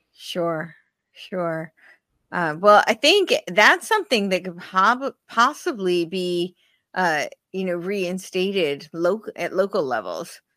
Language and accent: English; New Jersey, United States; moved away; I, I'm originally from New Jersey